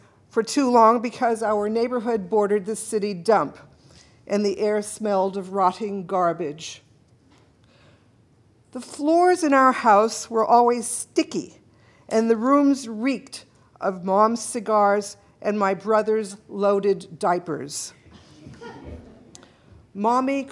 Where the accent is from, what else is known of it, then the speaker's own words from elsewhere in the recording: Los Angeles, California, United States; I grew up in Pacoima back in the early 1950s